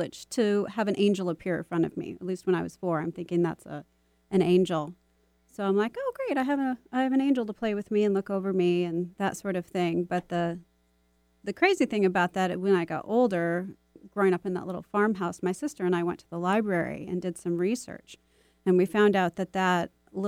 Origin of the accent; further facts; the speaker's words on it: Michigan, United States; now in Seattle, United States; growing up in Michigan